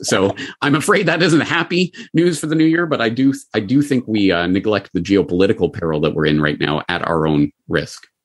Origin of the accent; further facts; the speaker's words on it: Calgary, Alberta, Canada; my hometown of Calgary